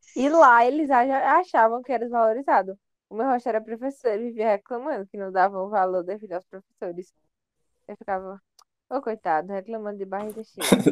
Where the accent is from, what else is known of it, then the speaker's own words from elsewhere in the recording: Brazil; a gente é do Brasil